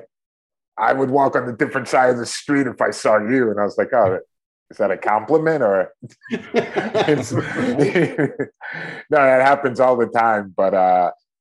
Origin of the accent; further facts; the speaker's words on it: Cleveland, Ohio, United States; moved away as an adult; also born or lived in New York City / Brazil; I grew up in Cleveland, Ohio. And my parents ended up moving to Shaker Heights, an area like a suburb of Cleveland when I was probably around 7 years old